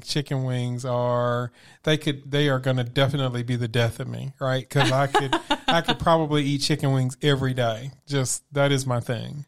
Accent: Memphis, Tennessee, United States; grew up where I grew up in Memphis in a single parent household

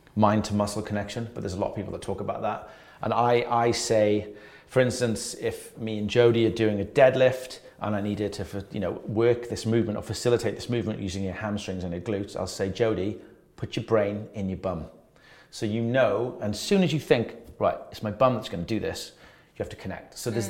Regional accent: Wales, United Kingdom; I'm Welsh

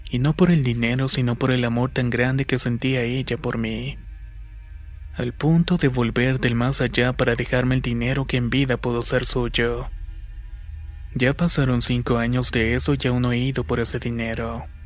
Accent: San Sebastián Malinalco, State of Mexico, Mexico; soy de San Sebastián Malinalco. Está ubicado en el Estado de México.

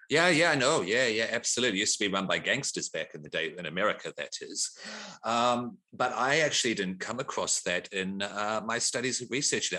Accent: New Zealand; moved away as an adult; now in Australia; I grew up in New Zealand, born in Australia, Grew up in New Zealand until I was about 33. I'm 44 now, been here about 10 years

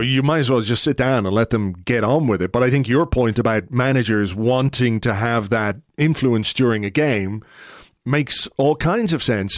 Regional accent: Ireland; me as an Irishman

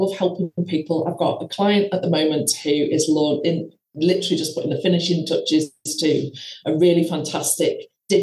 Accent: the Wirral, North West England, United Kingdom; moved away as an adult; now in Spain; I am from the Wirral originally, which is just near Liverpool

